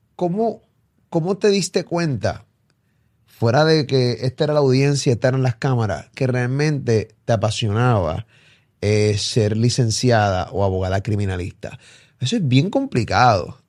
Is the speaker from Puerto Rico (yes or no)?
yes; Carolina, Puerto Rico; yo me crié en Rolling Hills